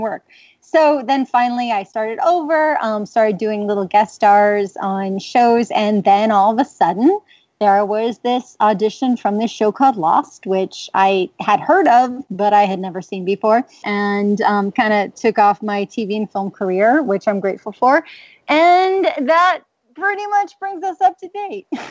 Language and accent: English; New York City, New York, United States; moved away as an adult; also born or lived in Manhattan; now in Los Angeles, United States; I am originally from New York City and did a lot of theater in New York